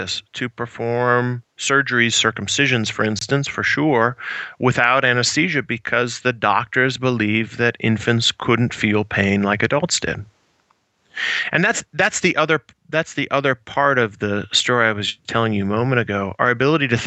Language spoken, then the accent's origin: English; Iowa, United States; I grew up in the Midwest, about 3 hours to the west of Chicago in Iowa.